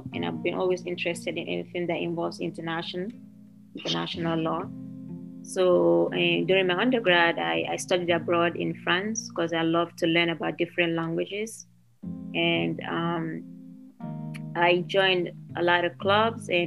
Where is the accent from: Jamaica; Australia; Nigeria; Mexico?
Nigeria; Lagos; also born or lived in Sierra Leone / Ogun State, Nigeria / Pennsylvania, United States; now in United States; I moved from Sierra Leone to Nigeria when I was about 3 or 4 years old. I grew up in Nigeria. I lived in the city of Lagos